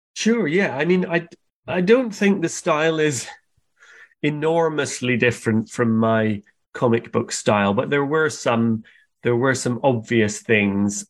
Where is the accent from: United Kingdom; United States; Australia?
United Kingdom; Scotland; where I grew up in Scotland in the countryside, our house was surrounded by big forests